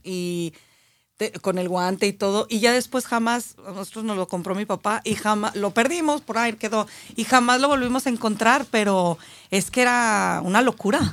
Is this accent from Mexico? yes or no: yes; Aguascalientes, Mexico; Yo soy de Aguascalientes